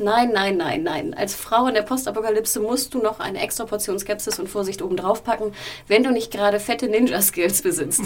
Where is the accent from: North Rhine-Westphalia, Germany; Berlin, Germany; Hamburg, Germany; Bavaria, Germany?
Hamburg, Germany; meiner Heimatstadt Hamburg